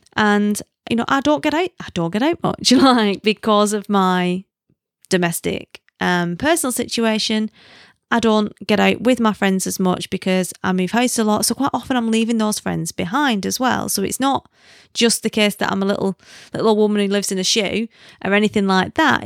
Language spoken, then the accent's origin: English; the north of England, United Kingdom; accent: northern; moved away; also born or lived in South Africa; I'm not a Londoner, you know that, because they can smell the northern on me